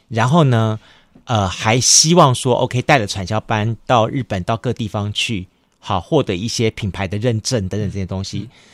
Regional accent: Kaohsiung, Taiwan; 以前我们住小时候在左营眷村那里

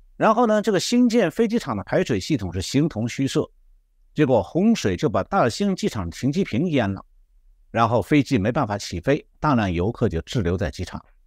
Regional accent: Shanghai, China; moved away; 那我小时候是住在上海

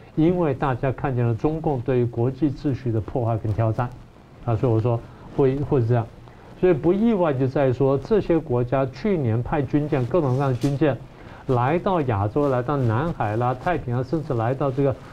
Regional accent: Taiwan; 尤其我们台湾人，尤其蓝营的朋友们

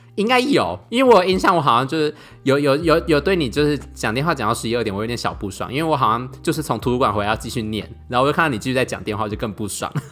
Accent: Taiwan; moved away as an adult; now in Germany; 像比如说我们台湾人跟外国人讲话，好像通常都会比较慢一点吧

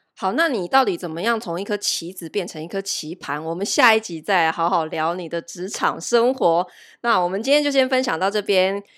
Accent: Taiwan; 我们台湾人

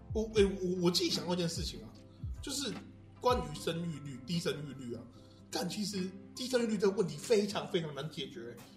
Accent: Houli, Taichung, Taiwan; 我们都是后里人

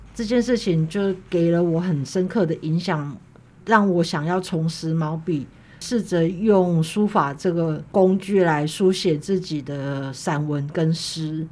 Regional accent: Kaohsiung, Taiwan; 其实我们家不在眷村里，它是，它叫做莒光新村。对，对。它在左营跟男子交界的地方。嗯。它，但是它离那个左营海军总医院很近

